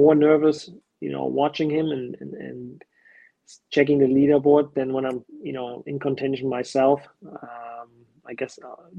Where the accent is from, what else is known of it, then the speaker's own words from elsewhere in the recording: Germany; moved away; also born or lived in Colorado / Arizona; we've grown up in Germany